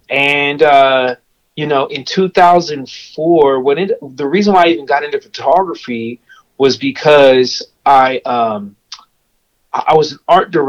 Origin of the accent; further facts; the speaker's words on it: Pasadena, California, United States; now in Bakersfield, United States; I was born in Pasadena, California, and I moved to Bakersfield, California when I was about 12 years old. And, you know, I kind of been here ever since